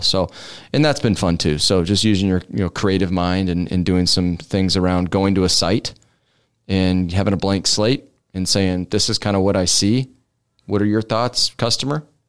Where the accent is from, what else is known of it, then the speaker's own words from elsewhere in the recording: Omaha, Nebraska, United States; 151st and Drexel is where I grew up